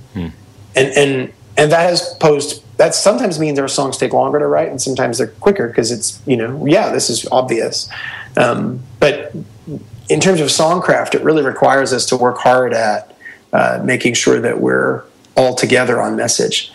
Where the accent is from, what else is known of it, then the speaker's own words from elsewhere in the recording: Hamilton, Ontario, Canada; We're from Hamilton, Ontario